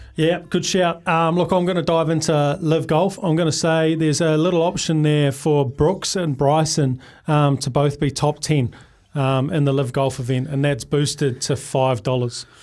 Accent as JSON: {"language": "English", "country": "Australia", "tie": "born or raised there", "also_born_or_lived": "New Zealand", "said": "I grew up in Aussie, um, after we moved from New Zealand to Australia"}